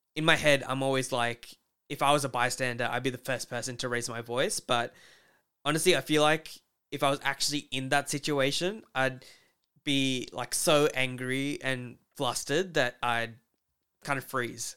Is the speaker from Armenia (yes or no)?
no; Australia; we have privileges growing up in Australia